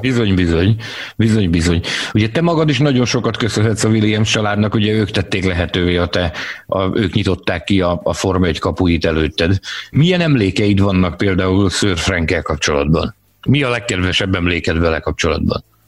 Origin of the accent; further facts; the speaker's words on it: Hungary; magyarok vagyunk